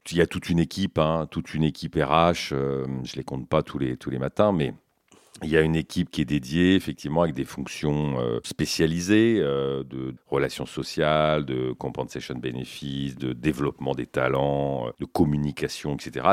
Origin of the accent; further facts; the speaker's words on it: Brittany, France; also born or lived in Canada / Brazil / United States; je suis breton